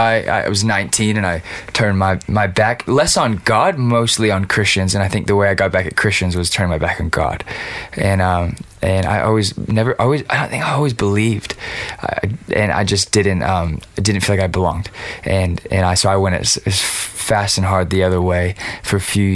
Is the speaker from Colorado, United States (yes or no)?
no; Los Angeles, California, United States; I grew up in East LA, where all my friends' older brothers were in gangs